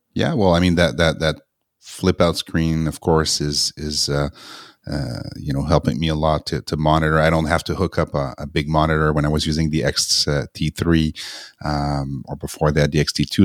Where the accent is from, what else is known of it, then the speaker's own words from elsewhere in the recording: Montreal, Quebec, Canada; moved away; I went back to Montreal, which is my hometown